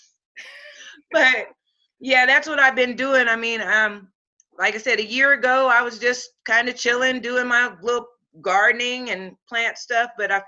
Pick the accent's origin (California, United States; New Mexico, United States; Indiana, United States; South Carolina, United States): Indiana, United States; Muncie; now in Springfield, Tennessee, United States; I was born in Muncie, Indiana, and that's where I started out and attended school.